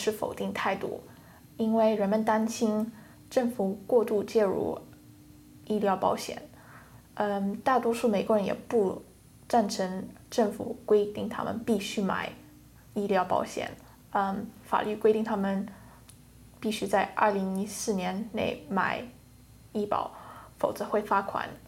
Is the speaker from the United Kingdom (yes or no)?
yes; United Kingdom; 我在我是在英国出生的